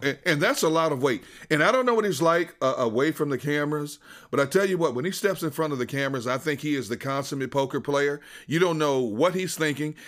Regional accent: Wisconsin, United States; moved away; I'm from Wisconsin. I'm a diehard Green Bay Packers fan.

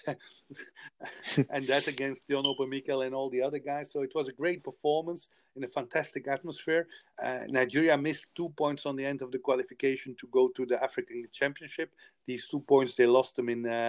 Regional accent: Belgium; moved away; I come from Belgium. We have 11 million people

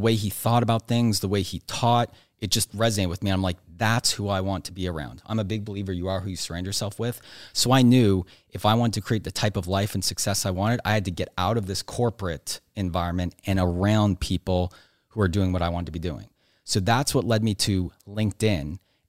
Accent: Nova Scotia, Canada; So I grew up on the East Coast of Canada, Nova Scotia, not a lot of people there.

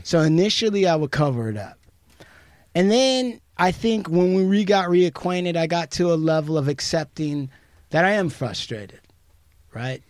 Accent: United States; As an American Indian

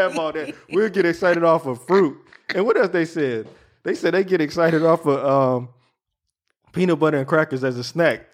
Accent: the South, United States; I'm from the South.

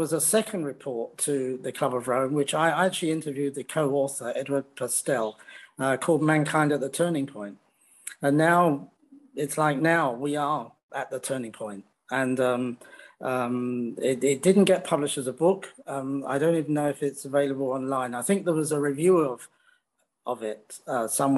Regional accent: United Kingdom; also born or lived in France / Netherlands / New Zealand / Canada; now in China; in Britain, you know, we have a different idea of liberty

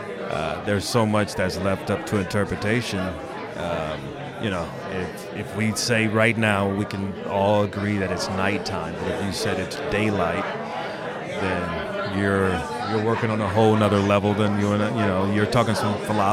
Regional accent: Malibu, California, United States; and I'm from Malibu. What do I have to choose, north or south?

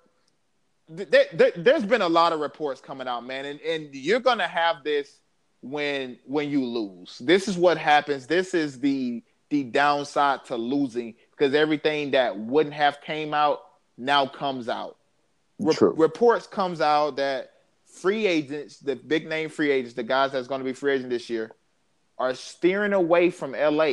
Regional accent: the South, United States; I'm from the South

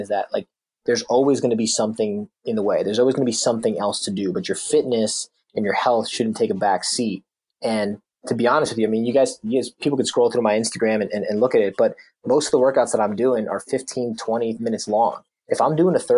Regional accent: New Jersey, United States; moved away as an adult; also born or lived in South Carolina; We're really from New Jersey

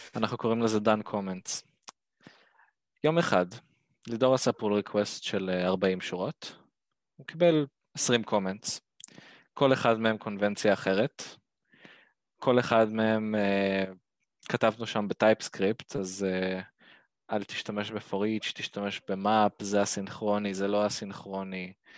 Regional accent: Ashdod, Southern District, Israel

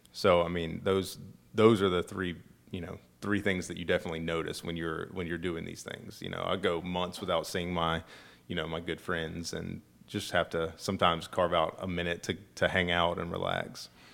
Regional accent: Acworth, Georgia, United States; moved away as an adult; now in Statesboro, United States; I'm from Ackworth

